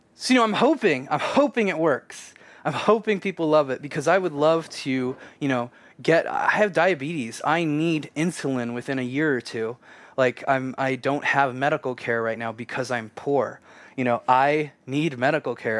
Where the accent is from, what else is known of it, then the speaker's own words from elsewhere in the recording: Kansas, United States; I grew up in Kansas, a super conservative